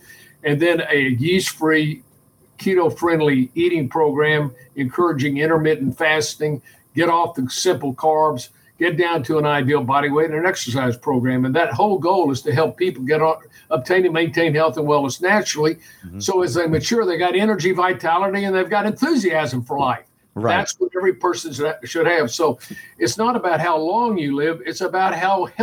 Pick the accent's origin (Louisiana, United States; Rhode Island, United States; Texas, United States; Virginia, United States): Texas, United States; Houston; I grew up in Houston, Texas